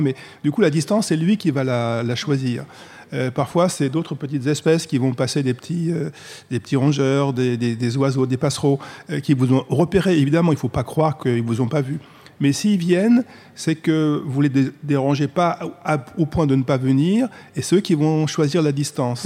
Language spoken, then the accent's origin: French; Paris, Île-de-France, France; Moi, je suis parisien